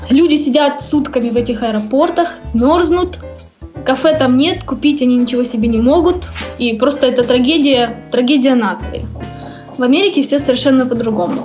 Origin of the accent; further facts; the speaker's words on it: Donetsk, Donetsk Oblast, Ukraine; moved away as an adult; also born or lived in Kyiv, Ukraine; now in Columbia, United States; мы оба из Донецка. Свою, так сказать, деятельность я начинала в Донецке